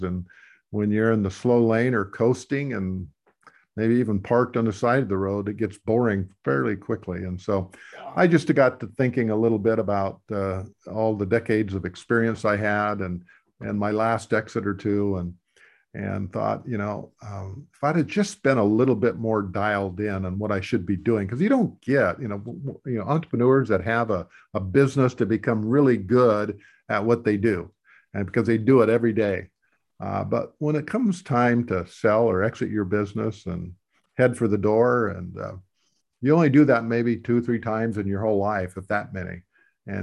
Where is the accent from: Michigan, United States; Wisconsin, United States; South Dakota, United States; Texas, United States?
South Dakota, United States; a little town in; I come from the Midwest, a little town in South Dakota. When I grew up, it was about 3,000 to maybe 3,500 people.